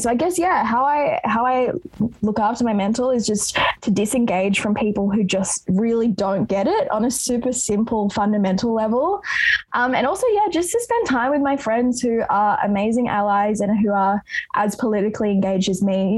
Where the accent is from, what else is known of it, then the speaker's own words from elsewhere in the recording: Sydney, New South Wales, Australia; growing up in Roselands, which is super close to Lakemba here um, in Southwest Sydney